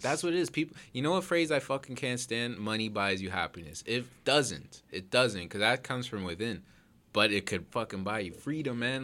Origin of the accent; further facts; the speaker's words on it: Toronto, Ontario, Canada; I'm from Toronto